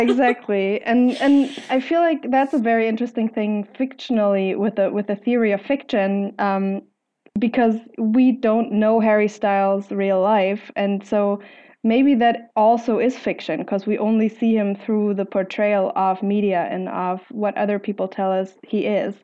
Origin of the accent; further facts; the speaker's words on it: Germany; I'm from Germany